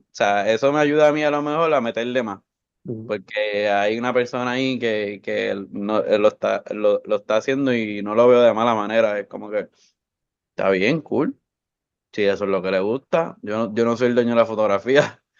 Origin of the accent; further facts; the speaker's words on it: Bayamón, Puerto Rico; Yo soy de Bayamón Estudié en escuela privada y después pública.